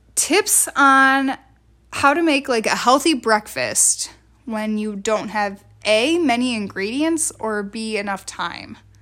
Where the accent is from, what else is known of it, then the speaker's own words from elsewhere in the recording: Wisconsin, United States; we grew up in Wisconsin